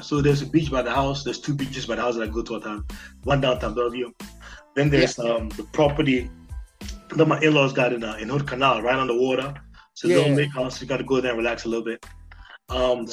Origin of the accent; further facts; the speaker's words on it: Ghana; moved away; I'm from Ghana